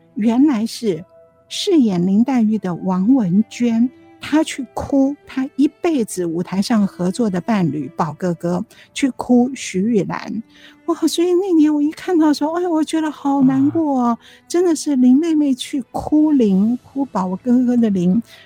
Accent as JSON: {"language": "Chinese", "country": "Taiwan", "tie": "born or raised there", "also_born_or_lived": "Zhejiang (ancestral)", "said": "因为那个时候我在读小学，我们在台湾嘛"}